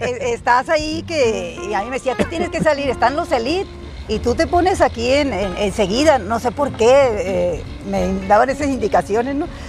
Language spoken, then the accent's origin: Spanish; Huatabampo, Sonora, Mexico; Y fue en Guatabampo, en mi tierra